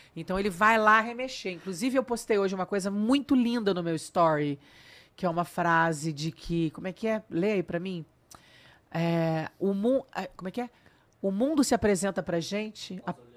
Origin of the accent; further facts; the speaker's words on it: São Paulo, Brazil; accent: Brazilian; moved away as an adult; also born or lived in Rio de Janeiro, Brazil; now in Cascais, Portugal; Eu saí de São Paulo com 19 anos e me mudei para o Rio de Janeiro. Daí eu cheguei no Rio de Janeiro, pensei, pô, larguei minha família, todos os meus amigos, mudei de cidade